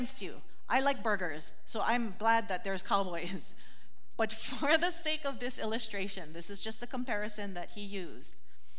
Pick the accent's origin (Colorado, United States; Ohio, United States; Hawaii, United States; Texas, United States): Hawaii, United States; growing up in Hawaii, we got lickings with the stick